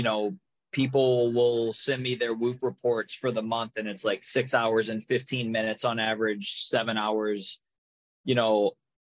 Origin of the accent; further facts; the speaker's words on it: United States; I'm American